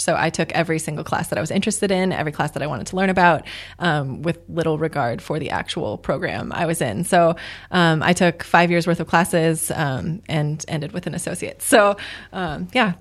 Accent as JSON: {"language": "English", "region": "Midwest", "country": "United States", "moved": "yes", "lives_now": "Arizona, United States", "said": "I'm from the Midwest"}